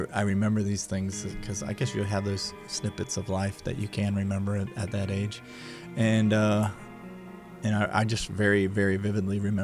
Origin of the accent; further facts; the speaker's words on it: Fort Lauderdale, Florida, United States; also born or lived in Pensacola; I was born in Fort Lauderdale